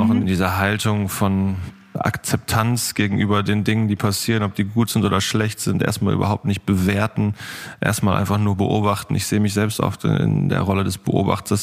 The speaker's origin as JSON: {"language": "German", "region": "Northern Germany", "country": "Germany", "said": "wir Norddeutschen"}